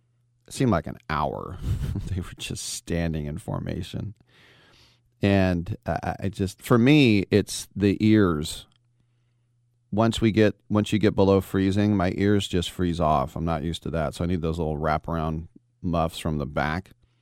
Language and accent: English; Bay Area, California, United States; You know, I'm a Californian, but I'm from the Bay Area. It's not like I'm from the beach.